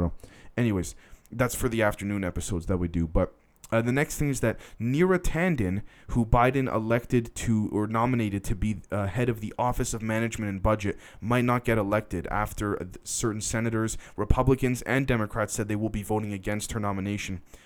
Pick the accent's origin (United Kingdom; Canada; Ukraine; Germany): Canada; I'm Canadian